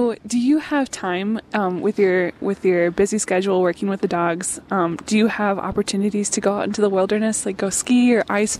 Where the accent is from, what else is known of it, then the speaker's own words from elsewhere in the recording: Arizona, United States; now in Minnesota, United States; I was born in Arizona.